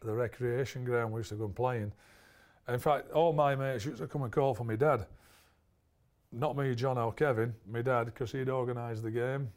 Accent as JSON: {"language": "English", "town": "Barnsley", "region": "Yorkshire and the Humber", "country": "United Kingdom", "tie": "born or raised there", "said": "Barnsley, because it was my hometown club"}